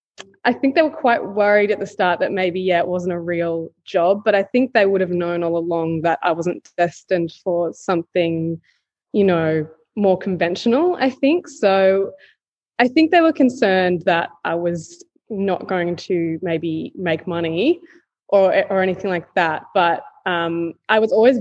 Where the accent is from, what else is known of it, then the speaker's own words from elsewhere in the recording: Newcastle, New South Wales, Australia; also born or lived in Sydney; I grew up in Newcastle, which is like a regional town in New South Wales.